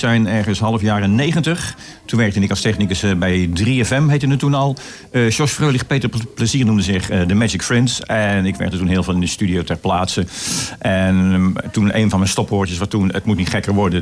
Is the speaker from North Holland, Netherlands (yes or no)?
no; Goes, Zeeland, Netherlands; in Goes, mijn geboorteplaats